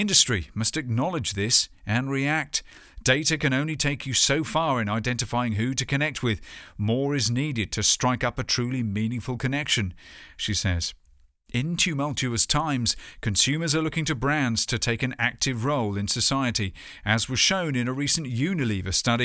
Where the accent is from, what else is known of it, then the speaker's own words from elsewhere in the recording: United Kingdom; my home country